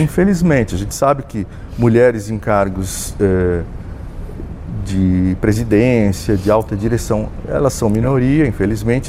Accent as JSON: {"language": "Portuguese", "town": "Jaú", "region": "São Paulo", "country": "Brazil", "tie": "born or raised there", "said": "eu sou um jauense, nasci em Jaú, né, também no interior"}